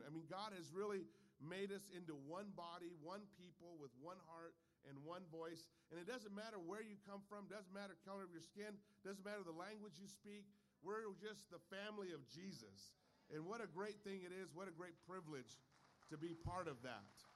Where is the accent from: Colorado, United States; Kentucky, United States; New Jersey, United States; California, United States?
California, United States; I'm a Californian